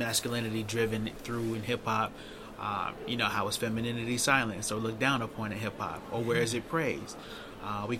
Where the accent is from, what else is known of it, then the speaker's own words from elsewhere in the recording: Chicago, Illinois, United States; now in Baltimore, United States; So I'm from Chicago